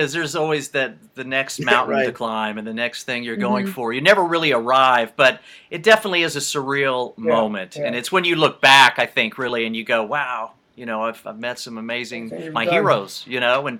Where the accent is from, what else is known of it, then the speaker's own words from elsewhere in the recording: United States; I'm from the States.